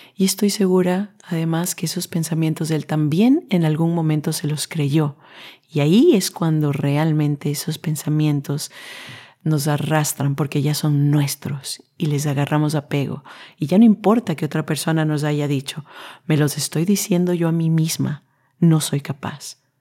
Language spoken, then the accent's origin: Spanish; Quito, Pichincha, Ecuador; moved away as an adult; now in Netherlands; vengo desde un país latino, Ecuador en este caso, yo nací en Quito